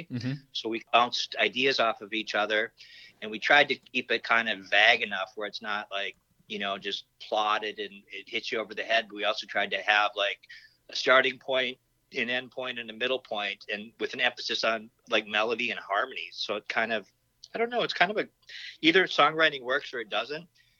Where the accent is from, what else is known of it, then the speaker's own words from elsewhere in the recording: Minneapolis, Minnesota, United States; also born or lived in Duluth, Minnesota; I was born in Duluth, and I went to Chester Park Elementary School until third grade, and then we moved to the Twin Cities.